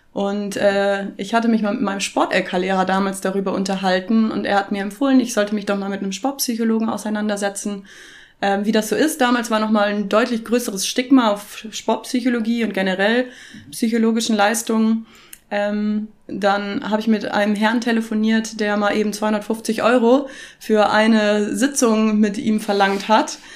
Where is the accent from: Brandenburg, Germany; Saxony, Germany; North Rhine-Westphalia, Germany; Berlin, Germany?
North Rhine-Westphalia, Germany; near Cologne; moved away as an adult; also born or lived in Augsburg, Germany; now in Nuremberg, Germany; ich bin in der Nähe von Köln groß geworden und bin dort zur Schule gegangen